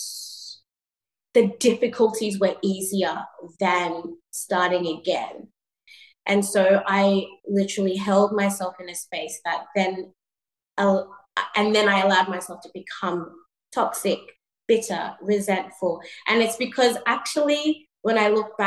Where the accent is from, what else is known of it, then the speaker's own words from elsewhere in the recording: Sydney, New South Wales, Australia; moved away as an adult; also born or lived in Ghana / New York; coming from Ghana and before that growing up in Sydney